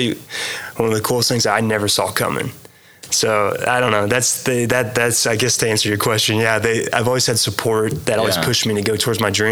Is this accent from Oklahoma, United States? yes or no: yes; Thomas, Oklahoma, United States; I grew up in Thomas, okay. A town of 1,200 people